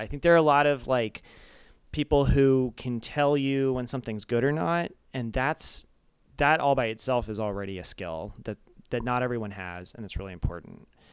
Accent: Arizona, United States; moved away as an adult; also born or lived in Japan / Flagstaff, Arizona / New York / Los Angeles; then we moved to Arizona, and, um, so I, I grew up in, like, a suburb in Arizona

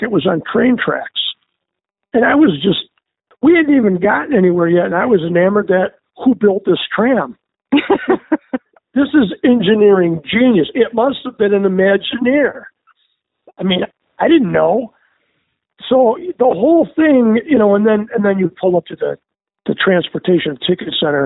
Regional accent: Michigan, United States; We grew up in Michigan. We had Boblo Island.

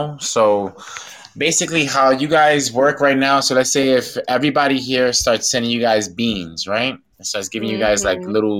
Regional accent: New York City, New York, United States; moved away as an adult; now in Florida, United States; Born and raised New York City, boogie down Bronx. Nice. New to Florida for about, I'm good, like hitting my third year now.

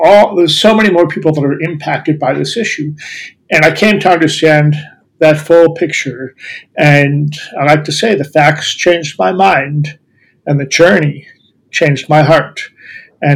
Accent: Columbus, Ohio, United States; I'm from Ohio. I grew up in Columbus. That's where I live now.

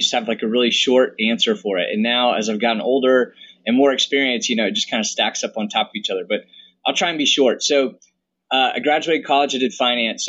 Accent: the South, United States; also born or lived in Boston, Massachusetts; now in Birmingham, United States; we're both from the South

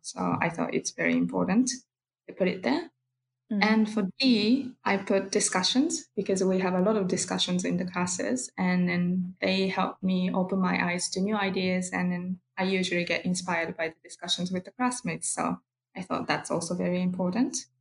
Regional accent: Kyoto, Japan; I'm from Kyoto, Japan

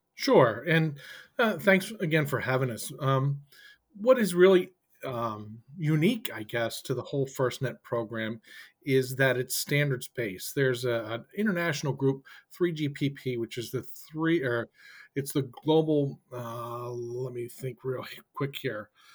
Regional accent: Boston, Massachusetts, United States; I'm from the Boston area

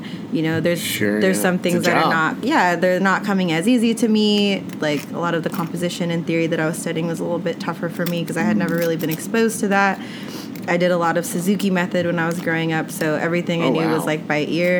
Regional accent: Modesto, California, United States; I grew up in California. {S2} Which part of California you {S1} grew up in? {S2} Grew up {S1} in the Central Valley. What? CB. Modesto. 209.

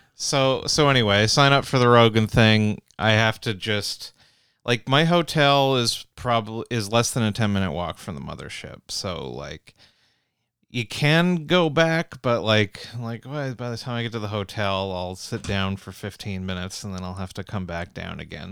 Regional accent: Canada; I'm from Canada

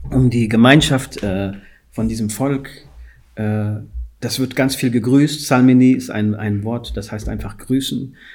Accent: Guinea; ich komme aus Guinea

